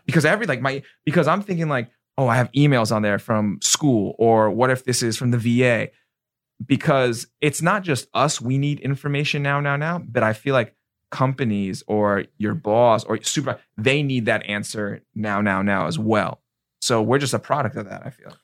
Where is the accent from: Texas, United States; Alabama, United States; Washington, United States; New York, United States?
New York, United States; now in Florida, United States; I'm from New York